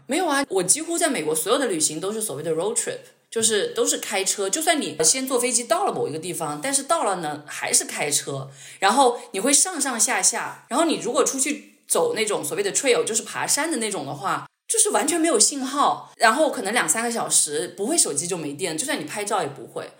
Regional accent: China; moved away as an adult; also born or lived in California, United States / North Carolina, United States; now in United States; 我可能会，仍然会愿意出生在中国，但是 我出生在中国的原因是因为我真的很喜欢我的家乡，就是我非常愿意，如果再选择一次，还是出生在桂林

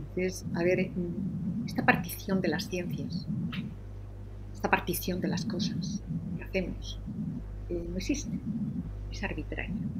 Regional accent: Madrid, Community of Madrid, Spain; moved away as an adult; also born or lived in Granada; now in Almería, Spain; yo soy madrileña hice la carrera en la Complutense

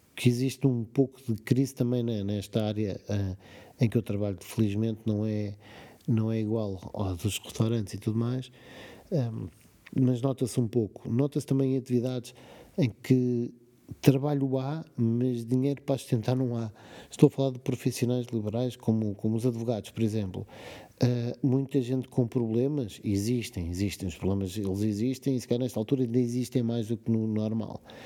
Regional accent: Portugal; como português

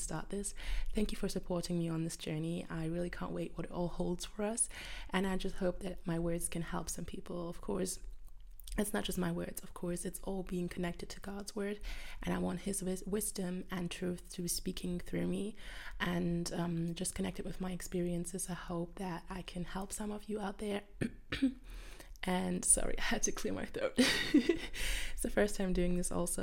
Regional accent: Germany; I'm from Germany

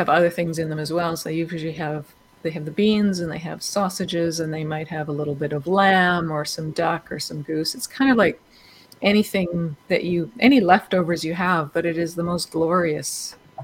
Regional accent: Canada; also born or lived in London, United Kingdom / Vancouver, Canada; being Canadian, you know, we could at least get by in French

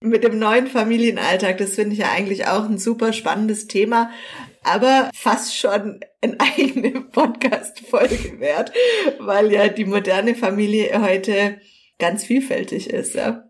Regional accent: Southern Germany, Germany; hier bei uns in Süddeutschland

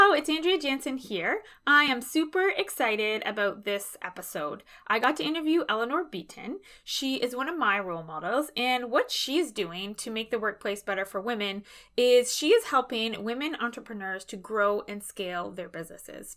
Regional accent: Halifax, Nova Scotia, Canada; I'm from Halifax, Nova Scotia

